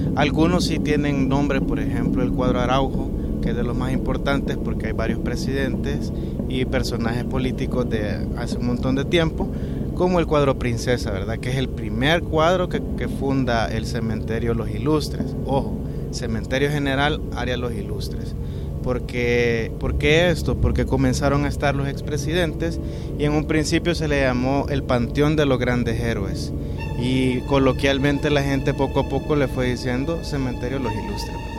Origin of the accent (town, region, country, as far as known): El Salvador